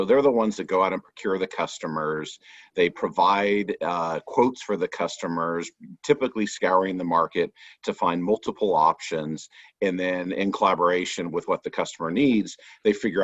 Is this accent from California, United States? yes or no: yes; Southern California, United States; now in Austin, United States; I grew up in Southern California in an insurance agency family